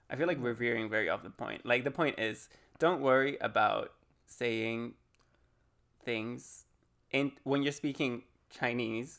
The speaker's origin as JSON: {"language": "English", "country": "Jersey", "tie": "born or raised there", "also_born_or_lived": "Spain / Taiwan", "moved": "yes", "said": "I grew up in an island that belongs to the Queen mm-hmm. called Jersey. It's in the Channel Islands."}